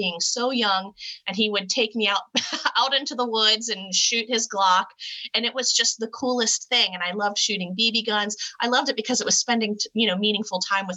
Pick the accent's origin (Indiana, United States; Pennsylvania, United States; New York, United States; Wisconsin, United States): Pennsylvania, United States; Northwestern; I grew up in Northwestern Pennsylvania